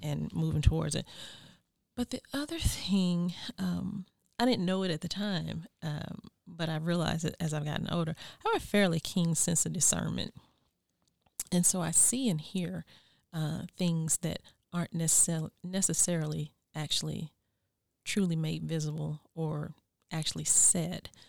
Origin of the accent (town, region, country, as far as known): United States; born or raised there; moved away